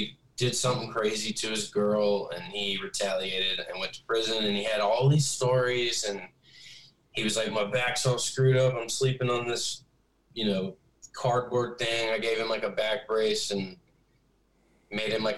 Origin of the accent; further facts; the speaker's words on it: the South, United States; I'm from the South where you walk into a gas station, you're going to have like a conversation with somebody you don't know